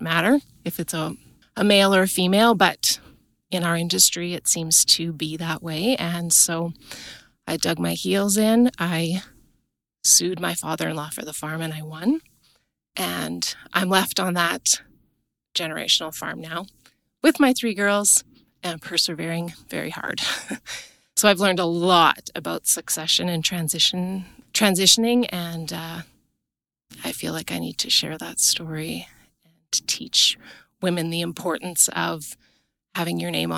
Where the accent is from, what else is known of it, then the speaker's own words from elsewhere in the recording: Kitscotty, Alberta, Canada; I'm from Kitscotty, Alberta. I'm on a self-transitioned farm south of Kitscotty.